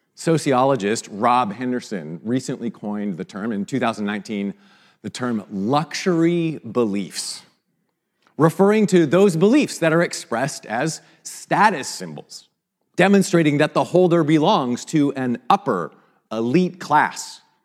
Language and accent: English; Vancouver, British Columbia, Canada; moved away; a Canadian from Vancouver